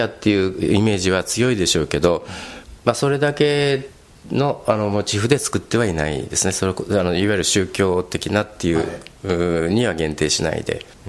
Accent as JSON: {"language": "Japanese", "region": "Fukuoka", "country": "Japan", "tie": "born or raised there", "also_born_or_lived": "Tokyo / Czech Republic", "moved": "yes", "lives_now": "Kodaira, Japan", "said": "私あの、まあ、東京生まれなんですけど、田舎、あの福岡県の方であの幼い頃過ごしまして"}